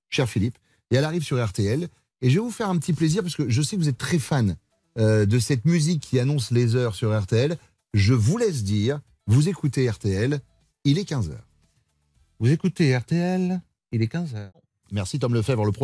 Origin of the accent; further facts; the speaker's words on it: Vendée, Pays de la Loire, France; Je viens de la Vendée.